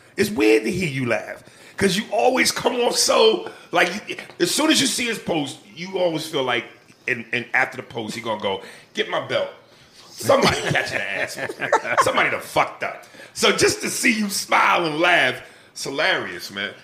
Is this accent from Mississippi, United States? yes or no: no; New York, United States; also born or lived in Chicago, United States / New Jersey, United States; New York raised me. I was I was New York Jersey from a, a, baby basically till now